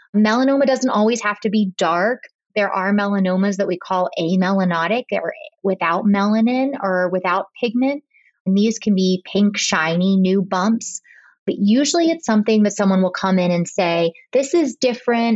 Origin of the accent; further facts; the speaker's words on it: Pittsburgh, Pennsylvania, United States; also born or lived in Boston / Rhode Island; I've been back in my hometown of Pittsburgh for the last eight years